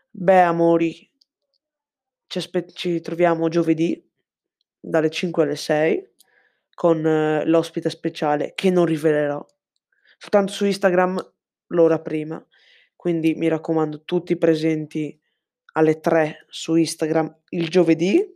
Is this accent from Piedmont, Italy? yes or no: no; Cordenons, Friuli-Venezia Giulia, Italy; sono, ho 14 anni, sono di Cordenonso, in provincia di Pordenone